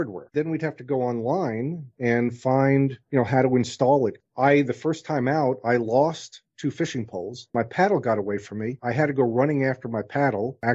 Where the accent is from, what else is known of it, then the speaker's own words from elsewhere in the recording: New York, United States; moved away; also born or lived in New Orleans; I was the kid growing up in New York that I went door to door to shovel sidewalks in the winter